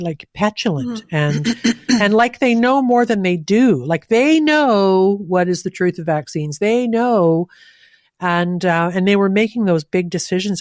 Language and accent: English; Canada; as a Canadian